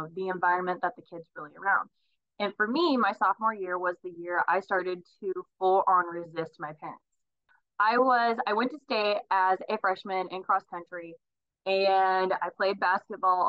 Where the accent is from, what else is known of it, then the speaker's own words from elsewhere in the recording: Reading / Osage City, Kansas, United States; In seventh grade, really, we moved from Reading to Osage, so it's like 15 miles away. Reading was a nice place in between Emporia and Osage